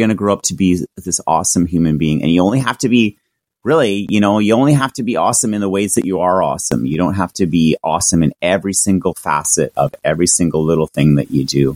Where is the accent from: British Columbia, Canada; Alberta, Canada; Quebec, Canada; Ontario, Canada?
British Columbia, Canada; Victoria; my hometown, which was Victoria